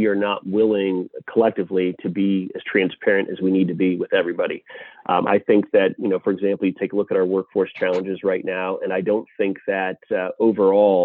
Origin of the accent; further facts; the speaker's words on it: New England, United States; also born or lived in Massachusetts; now in South Carolina, United States; I'm actually from New England originally